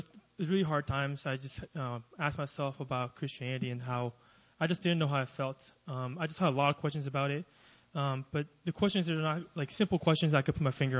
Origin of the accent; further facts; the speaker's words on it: Austin, Texas, United States; moved away as an adult; now in Seoul, South Korea; I'm from Austin, Texas